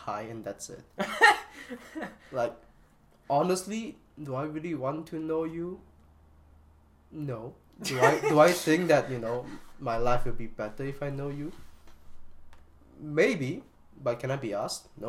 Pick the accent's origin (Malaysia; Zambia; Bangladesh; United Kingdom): Malaysia; English is a second language; myself as a Malaysian